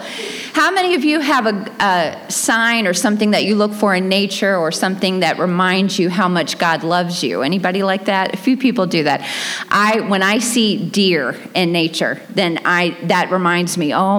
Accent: Dothan, Alabama, United States; accent: Southern; moved away; I was born in Dothan, Alabama

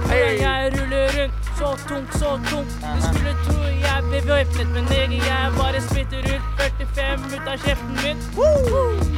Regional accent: Oslo, Norway; Jeg har hatt et øre for det i og med at jeg vokste opp på Løkka, så jeg veit hva som er hva.

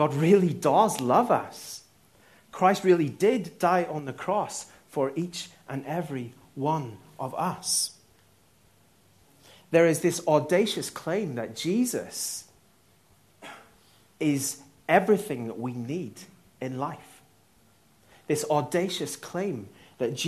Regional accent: Northern Ireland, United Kingdom; I'm Northern Irish

